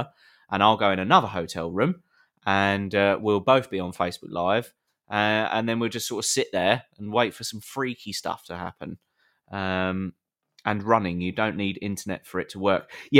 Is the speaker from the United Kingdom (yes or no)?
yes; England, United Kingdom; We're from England. Not so sunny England.